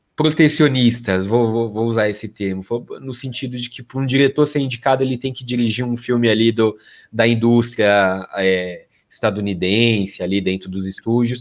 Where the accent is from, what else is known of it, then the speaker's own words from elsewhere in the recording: Brazil; Eu sou brasileiro, é, com muito orgulho, com muito amor